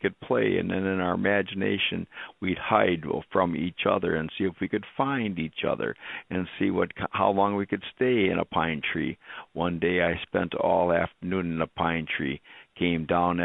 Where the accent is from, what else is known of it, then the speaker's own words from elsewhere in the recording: Wisconsin Rapids, Wisconsin, United States; We grew up in Wisconsin Rapids, and the river ran right through town